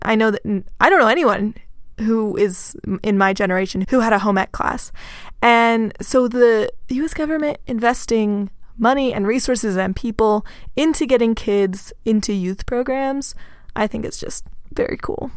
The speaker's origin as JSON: {"language": "English", "region": "Texas", "country": "United States", "said": "I am from Texas, so we definitely had Latinx people involved throughout four H"}